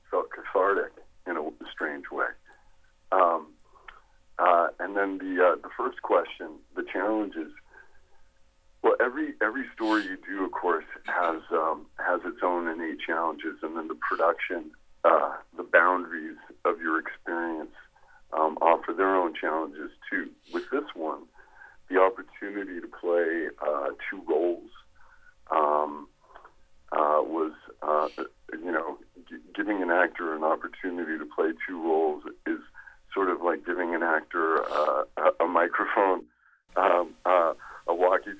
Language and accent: English; Canada; I'm originally from Canada